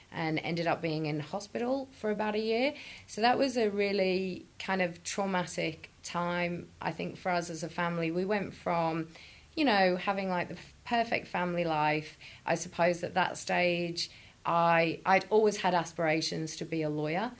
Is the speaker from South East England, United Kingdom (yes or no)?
no; Chester, North West England, United Kingdom; moved away; I'm from Chester, right, which is in the middle of Liverpool and Manchester.